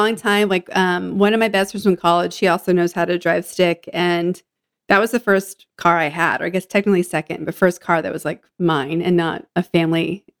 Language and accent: English; Northeast, United States; also born or lived in Germany; I'm from the Northeast.